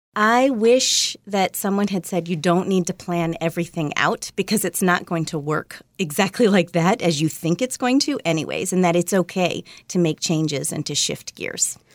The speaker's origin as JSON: {"language": "English", "region": "Virginia", "country": "United States", "tie": "born or raised there", "also_born_or_lived": "Kentucky", "said": "I was born in Kentucky, but I grew up mostly in Virginia."}